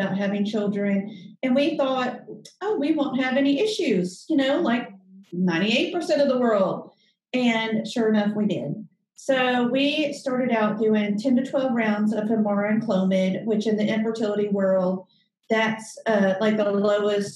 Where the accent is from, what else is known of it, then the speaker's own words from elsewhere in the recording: Alabama, United States; moved away as an adult; now in Houston, United States; I'm from Alabama, and I went to a small private liberal arts school called Birmingham Southern